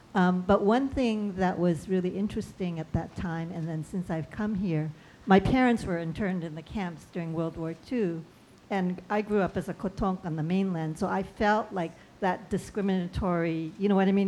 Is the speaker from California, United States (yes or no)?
no; Hawaii, United States; when I go back to the mainland, people say, oh, you're from Hawaii. Oh, you're Hawaiian. I said, no, I'm not Hawaiian.